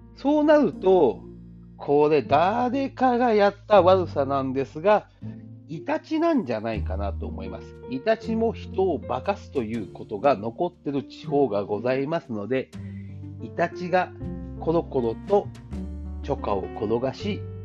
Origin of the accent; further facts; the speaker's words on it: Nishinoomote, Kagoshima, Japan; 私は北部の西之表市出身です。